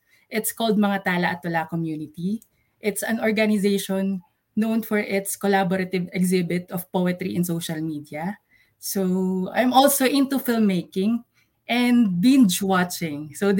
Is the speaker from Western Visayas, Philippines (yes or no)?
no; Candaba, Central Luzon, Philippines; I grew up here in Candaba, Pampanga, and since the outburst of COVID-19, I work from home. So currently, I'm here in Candaba.